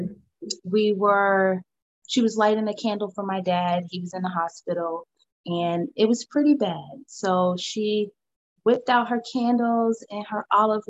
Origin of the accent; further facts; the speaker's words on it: New Jersey, United States; now in Virginia, United States; I'm originally from New Jersey. I currently live in Virginia.